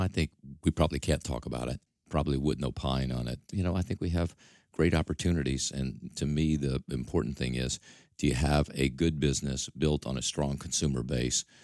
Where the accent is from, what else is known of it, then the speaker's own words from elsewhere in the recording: Mississippi, United States; accent: drawl; moved away as an adult; also born or lived in Detroit; now in New York, United States; I still have this drawl, and I probably will never get rid of it, although I've been here since nineteen seventy-seven, so I think I'm long gone from Mississippi, but that's still my heritage.